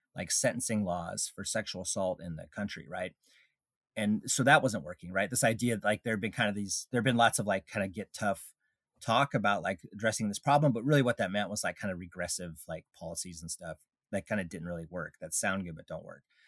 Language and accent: English; Alaska, United States; I grew up in Alaska